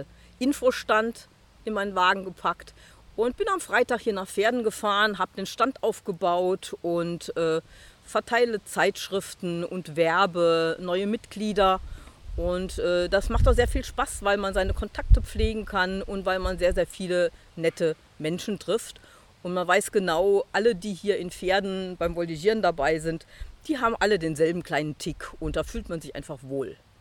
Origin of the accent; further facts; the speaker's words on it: Rhineland-Palatinate, Germany; Ich kenne natürlich auch als Pfälzer schon sehr lange